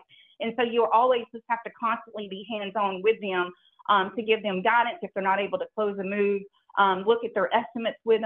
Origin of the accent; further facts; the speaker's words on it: the South, Alabama, United States; moved away as an adult; also born or lived in Anchorage, Alaska; I'm from the South